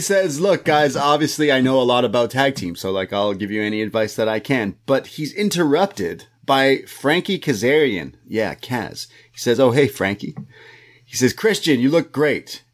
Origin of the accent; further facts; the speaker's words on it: Canada; I'm a Canadian boy